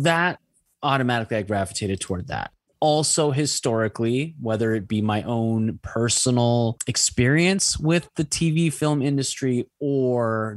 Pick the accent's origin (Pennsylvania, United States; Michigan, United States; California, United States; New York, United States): California, United States; Los Angeles; I was born in LA and I've always lived in the United States